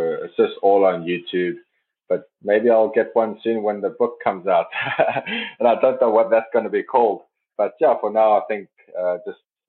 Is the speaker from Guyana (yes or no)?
no; South Africa; now in Norway; as a South African